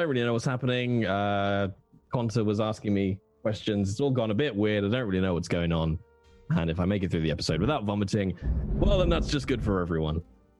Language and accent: English; Midlands, United Kingdom; I'm from the Midlands, so I only have so many London references before I get terribly posh.